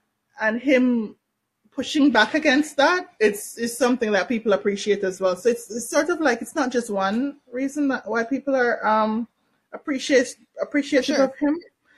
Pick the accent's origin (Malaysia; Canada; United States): Canada; I'm Canadian, I'm also Jamaican.